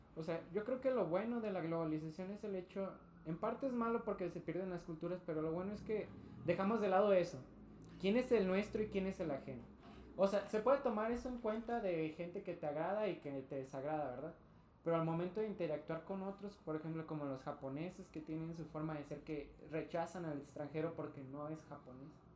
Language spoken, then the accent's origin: Spanish; Mexico; soy hombre, eh, soy bisexual, soy latino, soy mexicano